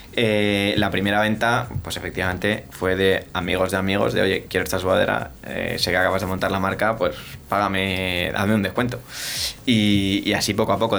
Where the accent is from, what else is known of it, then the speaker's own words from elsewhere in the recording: Spain; somos los españoles